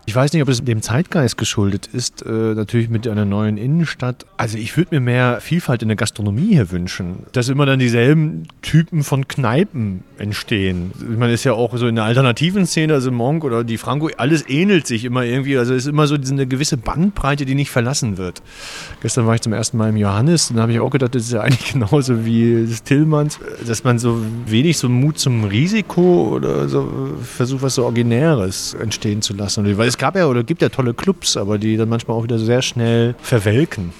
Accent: Ruhr area, North Rhine-Westphalia, Germany; moved away as an adult; now in Chemnitz, Germany; ich komme ja aus dem Ruhrgebiet

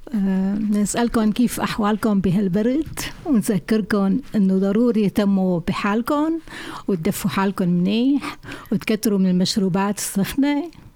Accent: Syria; now in Flensburg, Germany; بالشتويه بسوريا كانت كتير حلوه مع الصوبيا

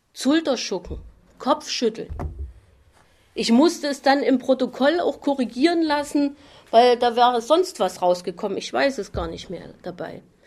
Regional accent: Chemnitz, Saxony, Germany; Bei uns in Chemnitz

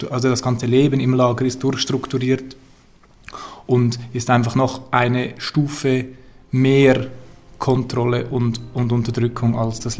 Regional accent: Zurich, Switzerland; ich bin … und ich bin nicht so weit gekommen, ich komme aus Zürich.

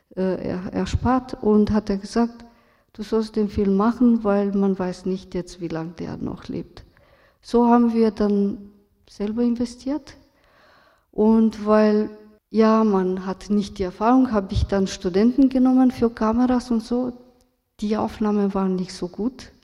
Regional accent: Romania; German is a second language; moved away; also born or lived in Vienna, Austria; Ich bin aus Rumänien, in Rumänien aufgewachsen

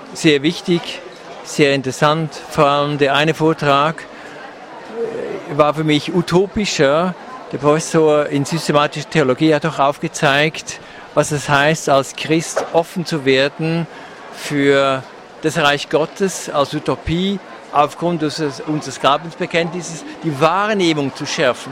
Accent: Switzerland; also born or lived in Canton of Bern; Ich komme aus der Schweiz

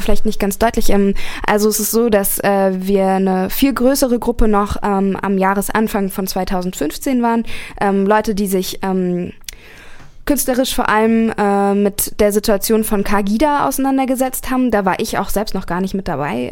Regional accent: Berlin, Germany; moved away as an adult; now in Karlsruhe, Germany; ich komme ursprünglich aus Berlin, ähm, lebe jetzt aber seit äh, fast anderthalb

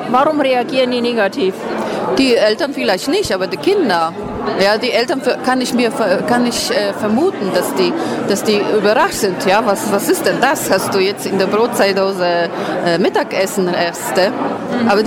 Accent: Poland; German is a second language; moved away; ich komme aus Polen, ich, ich habe erlebt, äh, äh äh, Zeiten äh, mit, mit Gutscheinen, mit diesen Zettelnahrung war verteilt. Und äh, ich, bin, ich lebe schon hier ein Viertel Jahrhundert

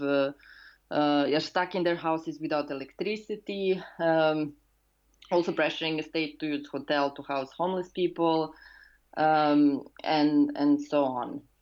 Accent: Serbia; I'm a housing activist and urban and cultural theorist uh, from Serbia.

